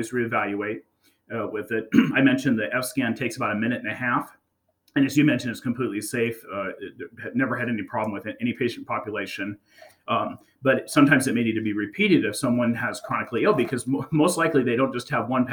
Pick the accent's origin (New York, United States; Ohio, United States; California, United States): California, United States; the Bay Area; I grew up in the Bay Area